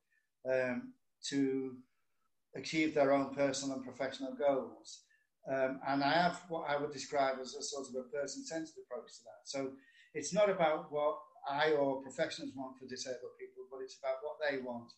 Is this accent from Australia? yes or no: no; Liverpool, North West England, United Kingdom; now in St Helens, United Kingdom; I'm originally from Liverpool, but I now live in St. Helens, Merseyside, but it's just up the road from Liverpool, so not far.